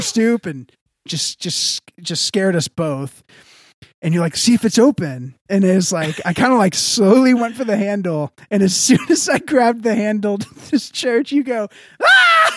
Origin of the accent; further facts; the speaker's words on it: Texas, United States; I'm from the South. I'm from Texas